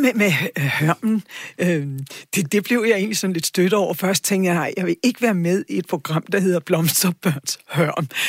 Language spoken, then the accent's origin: Danish; Charlottenlund, Capital Region of Denmark, Denmark; jeg er vokset op ude i Charlottenlund